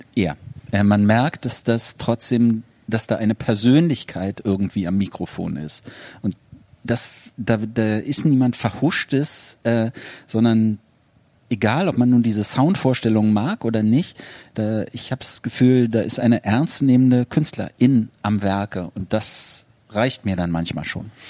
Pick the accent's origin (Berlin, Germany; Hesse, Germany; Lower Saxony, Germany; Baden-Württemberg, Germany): Berlin, Germany; ich bin ja auch in, in Westberlin groß geworden